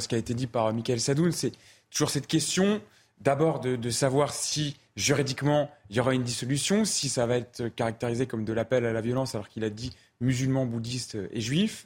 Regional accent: France; en tant que Français

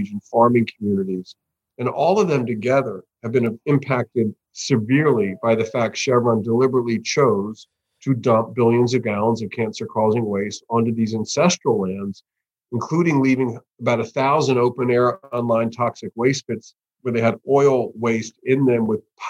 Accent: United States; as an American, North American guy

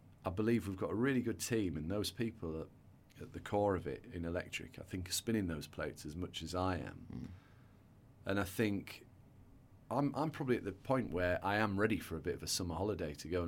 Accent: England, United Kingdom; I do think in the UK, and I'm not saying this because we're English, but we have got it a bit more balanced

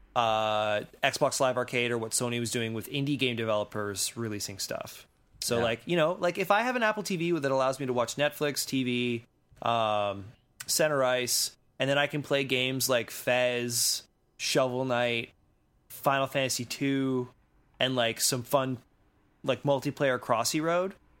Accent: Canada; as a Canadian

